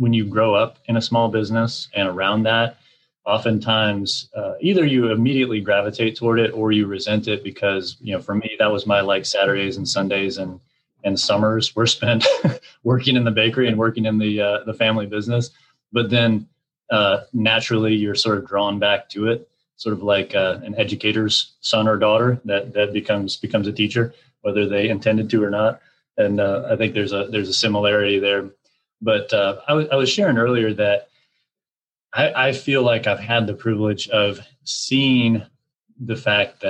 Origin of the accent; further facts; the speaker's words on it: Michigan, United States; also born or lived in Panama / Research Triangle, North Carolina; now in North Carolina, United States; growing up in Michigan in a family business, which was a bakery located near the University of Michigan